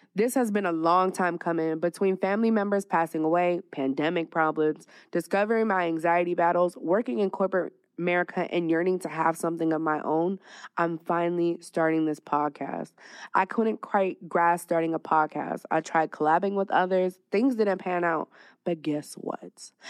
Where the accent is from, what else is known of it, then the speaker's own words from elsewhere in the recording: California wine country, United States; also born or lived in Dallas, Texas / Las Vegas, Nevada; now in Phoenix, United States; I'm originally from Cali, little wine country, like an hour away from the Bay